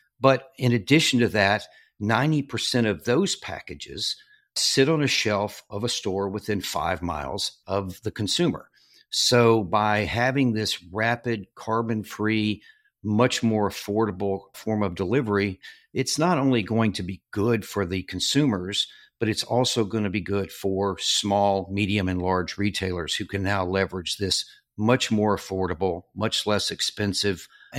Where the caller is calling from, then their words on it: Virginia Beach, Virginia, United States; I am calling in from Virginia Beach, Virginia.